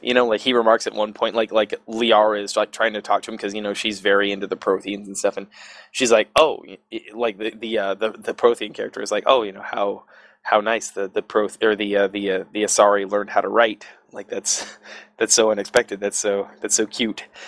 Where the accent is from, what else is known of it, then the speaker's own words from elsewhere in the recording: Southern California, United States; I grew up in Southern Cal